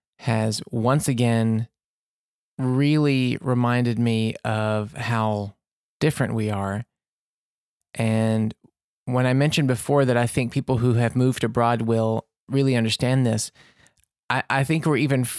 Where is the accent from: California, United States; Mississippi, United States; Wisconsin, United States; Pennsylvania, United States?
Mississippi, United States; born there; also born or lived in Louisiana; I was born in Mississippi there, and we lived in Louisiana for a long time.